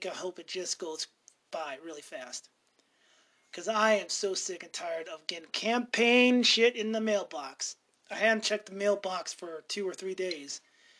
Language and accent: English; Montana, United States; I'm from Montana